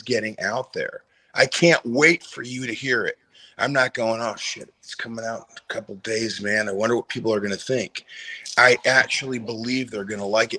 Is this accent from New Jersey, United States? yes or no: no; Detroit, Michigan, United States; moved away; I'm from the Detroit area, but I moved way, way up north